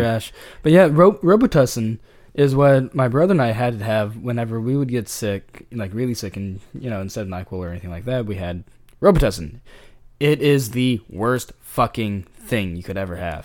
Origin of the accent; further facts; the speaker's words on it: California, United States; I'm from California